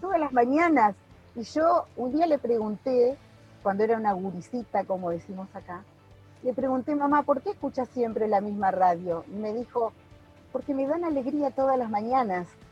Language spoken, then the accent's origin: Spanish; Paraná, Entre Ríos, Argentina; also born or lived in Santa Elena, Entre Ríos; Yo soy de aquí de Paraná, yo soy de Paraná, de Entre Ríos